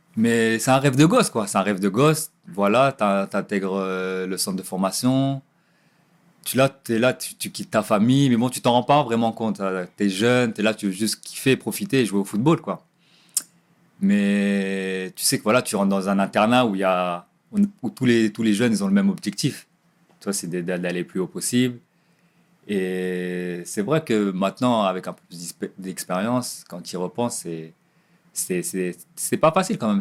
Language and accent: French; Nantes, Pays de la Loire, France; now in Ajaccio, France; je venais du quartier de Dervalière, quartier des Dervalières